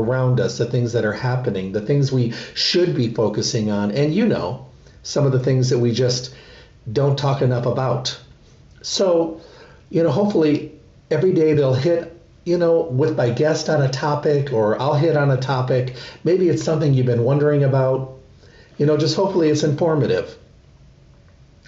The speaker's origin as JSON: {"language": "English", "region": "Midwest", "country": "United States", "tie": "born or raised there", "moved": "yes", "said": "I grew up in the Midwest"}